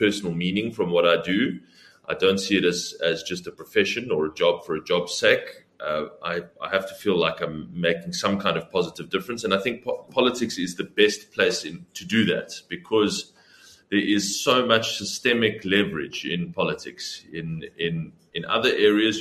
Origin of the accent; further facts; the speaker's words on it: Cape Town, Western Cape, South Africa; also born or lived in Plettenberg Bay, Southern Cape; I'm originally from Plett in the Southern Cape. Moved to Cape Town as a young boy and have lived here ever since.